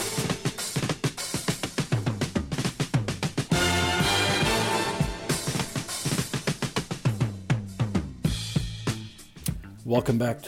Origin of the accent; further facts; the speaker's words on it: Germany; now in United States; I'm from Germany